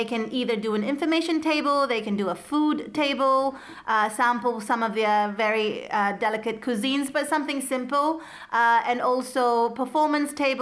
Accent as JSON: {"language": "English", "country": "New Zealand", "moved": "as an adult", "lives_now": "Iceland", "said": "I am from New Zealand and I have lived here for the past 14 years."}